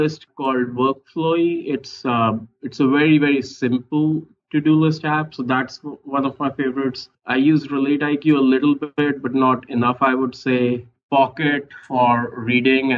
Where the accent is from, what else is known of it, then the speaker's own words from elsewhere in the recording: India; moved away as an adult; I grew up in India, studied there, went to IIT for my undergrad in engineering, straight away went to business school in India